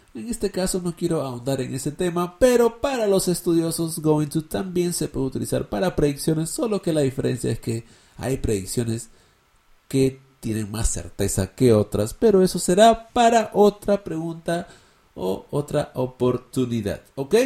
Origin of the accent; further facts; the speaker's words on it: Peru; Yo soy peruano